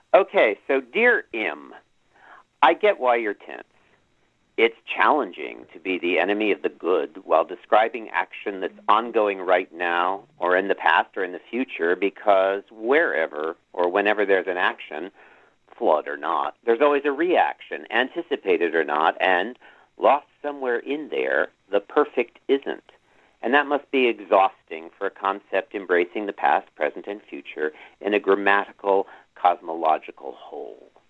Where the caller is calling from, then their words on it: New York City, New York, United States; I'm calling from Manhattan